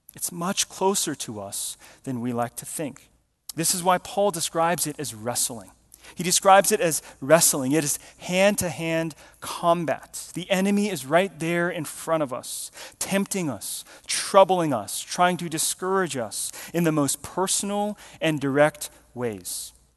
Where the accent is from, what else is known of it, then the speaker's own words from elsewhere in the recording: Georgia, United States; we grew up in Georgia